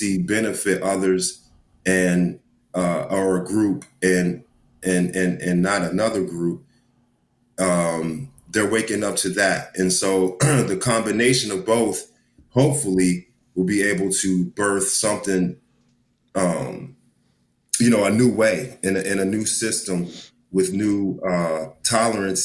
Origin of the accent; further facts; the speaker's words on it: Dallas, Texas, United States; we grew up together here in Dallas